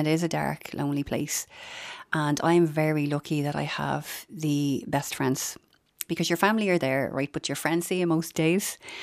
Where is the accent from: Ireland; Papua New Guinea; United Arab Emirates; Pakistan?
Ireland; Dublin, Leinster; I'm from Finglas